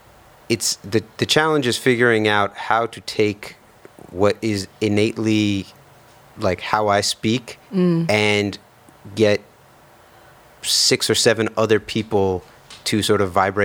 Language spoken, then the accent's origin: English; New York City, New York, United States; I grew up in Lower Manhattan.